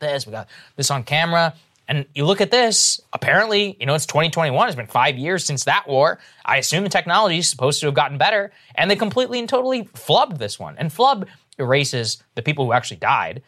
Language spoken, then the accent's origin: English; Texas, United States; here to my home state of Texas